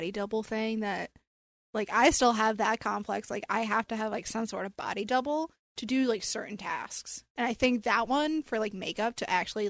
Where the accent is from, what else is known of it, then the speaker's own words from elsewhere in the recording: the South, United States; now in New York, United States; I am not born in New York.